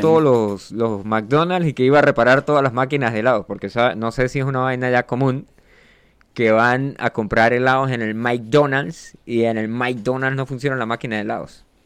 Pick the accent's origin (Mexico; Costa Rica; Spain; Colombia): Colombia; yo soy un man colombiano. De hecho, mi, cédula fue hecha en Barranquilla, así que yo eh, técnicamente soy costeño.